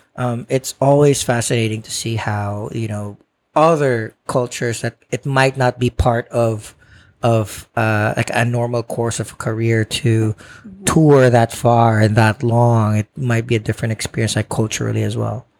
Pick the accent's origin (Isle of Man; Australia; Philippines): Philippines; now in New York, United States; I grew up in the Philippines where courting is a real thing